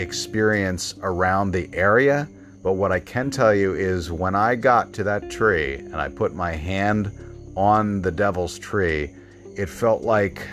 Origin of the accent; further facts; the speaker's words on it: Bryn Mawr, Pennsylvania, United States; moved away; I am from Bryn Mawr, Pennsylvania